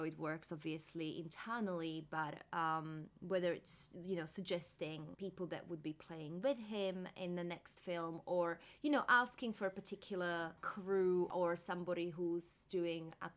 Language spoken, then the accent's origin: English; Slovakia; I'm from Slovakia